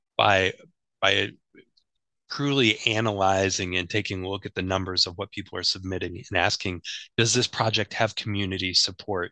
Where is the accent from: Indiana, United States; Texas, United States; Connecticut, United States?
Indiana, United States; Indianapolis; now in New Jersey, United States; I come from Indianapolis